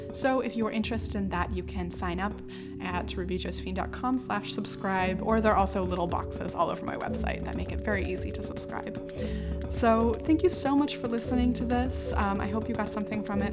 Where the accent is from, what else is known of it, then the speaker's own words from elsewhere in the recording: United States; now in Morocco; as an American white woman